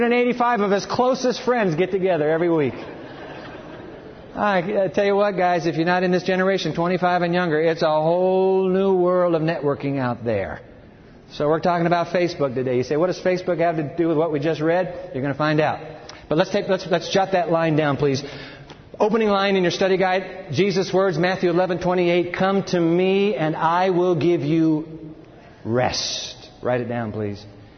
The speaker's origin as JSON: {"language": "English", "country": "Japan", "tie": "born or raised there", "said": "I climbed Mount Fuji when I was a kid and growing up in Japan."}